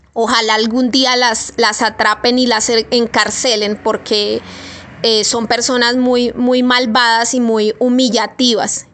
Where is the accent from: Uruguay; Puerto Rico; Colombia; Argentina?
Colombia; Yo soy una pobre colombiana aquí, estrato 2